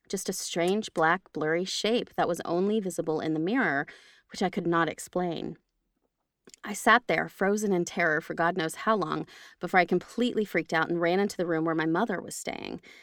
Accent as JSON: {"language": "English", "region": "England", "country": "United Kingdom", "said": "I'm from England. Next sentence. I'm from"}